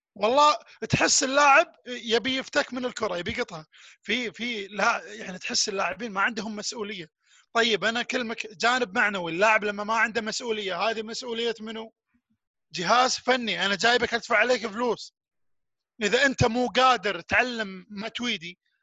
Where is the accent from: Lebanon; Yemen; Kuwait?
Kuwait; انا في نادي اسمه نادي الساحل عندنا بالكويت